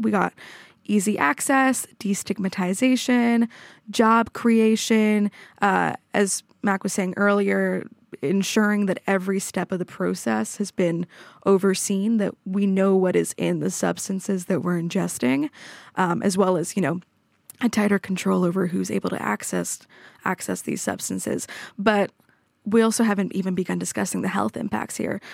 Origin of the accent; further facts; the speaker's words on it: Toronto, Ontario, Canada; moved away as an adult; also born or lived in Montreal, Canada; now in Oslo, Norway; I grew up in Toronto, but I also lived in Montreal for about six years for my undergrad